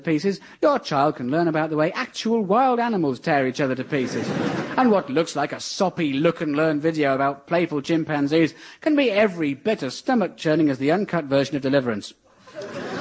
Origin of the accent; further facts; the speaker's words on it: near Aldershot, South East England, United Kingdom; I grew up near Aldershot, home of the British Army.